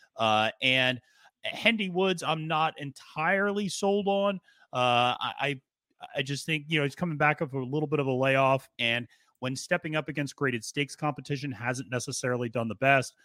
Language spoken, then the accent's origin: English; the North, United States; I was born in the North